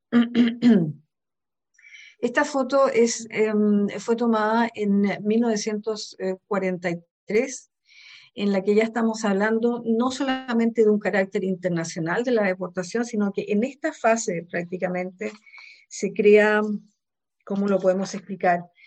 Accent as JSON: {"language": "Spanish", "town": "Santiago", "region": "Santiago Metropolitan Region", "country": "Chile", "tie": "born or raised there", "moved": "yes", "lives_now": "Germany", "said": "soy nacida en Santiago de Chile, en Sudamérica, pero vivo en Alemania desde hace aproximadamente 35 años"}